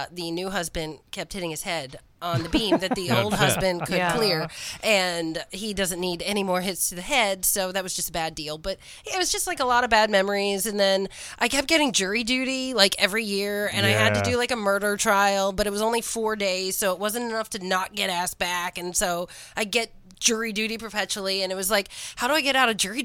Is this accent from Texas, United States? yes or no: no; Gettysburg, Pennsylvania, United States; I grew up in Gettysburg